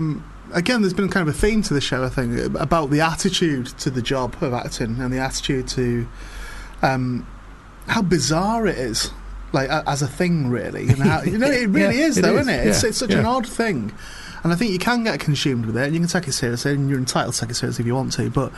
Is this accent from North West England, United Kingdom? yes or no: yes; the Northwest, North West England, United Kingdom; because I was from the Northwest.